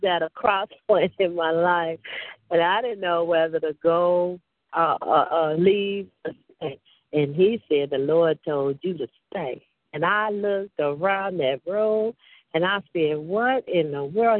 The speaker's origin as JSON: {"language": "English", "town": "Chicago", "region": "Illinois", "country": "United States", "said": "I'm from Chicago"}